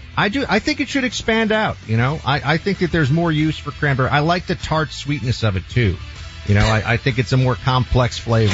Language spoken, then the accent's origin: English; New York City, New York, United States; moved away as an adult; now in Miami, United States; my hometown of New York City